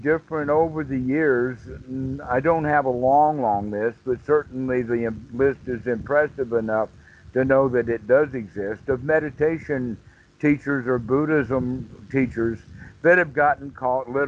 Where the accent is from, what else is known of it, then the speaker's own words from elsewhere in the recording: United States; I'm being American